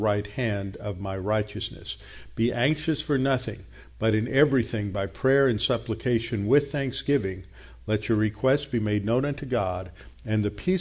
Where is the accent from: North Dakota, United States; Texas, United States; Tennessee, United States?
Texas, United States; Houston; born or raised there